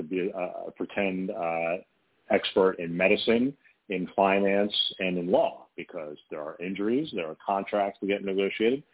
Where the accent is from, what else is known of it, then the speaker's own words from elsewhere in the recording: New Jersey, United States; now in New York City, United States; my hometown newspaper, which was the New York Star-Ledger in New Jersey